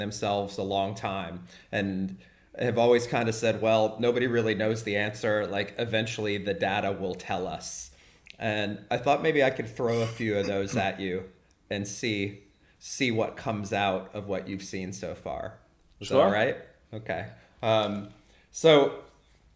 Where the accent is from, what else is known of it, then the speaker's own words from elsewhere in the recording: United States; now in Germany; as an American living in Germany